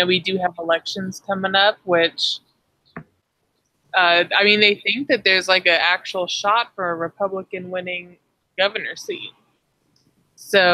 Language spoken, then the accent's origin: English; California, United States; as a Californian